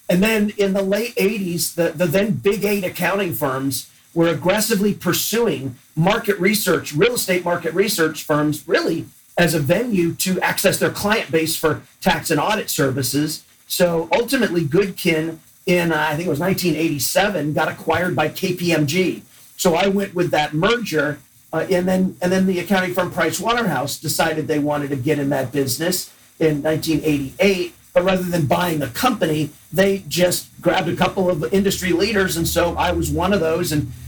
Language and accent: English; Chicago, Illinois, United States; born there; also born or lived in Des Moines; And my dad's first job was in Chicago, where I was born and lived for 2 years. And then every time he got a new territory or a new promotion, we moved. So we went from Chicago to Des Moines